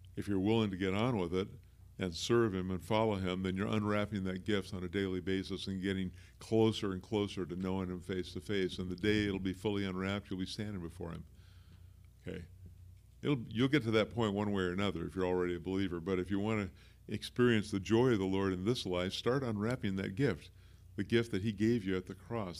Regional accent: Pacific Northwest, United States; also born or lived in Bryan, Texas; I've lived in the Pacific Northwest for the whole rest of my life

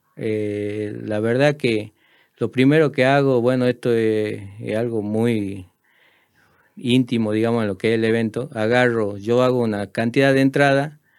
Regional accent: Tartagal, Salta, Argentina; also born or lived in San Pedro de Jujuy, Jujuy, Argentina; Soy de San Pedro de Jujuy. Me vine a los 10 años a Tartagal. Eh, me considero una persona de Tartagal.

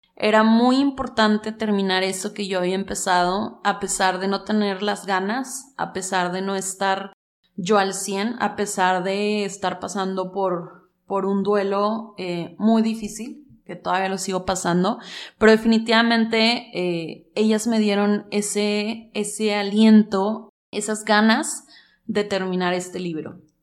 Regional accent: Mexico; Este libro también es un llamado a mi país, México

